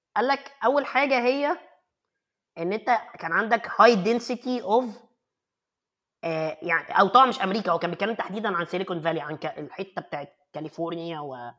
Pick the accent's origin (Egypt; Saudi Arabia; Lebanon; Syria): Egypt; also born or lived in Cairo; عندنا في مصر